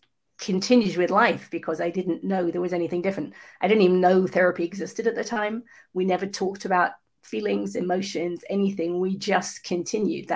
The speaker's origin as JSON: {"language": "English", "region": "England", "country": "United Kingdom", "tie": "born or raised there", "said": "I was actually conceived in New Zealand and then born in England."}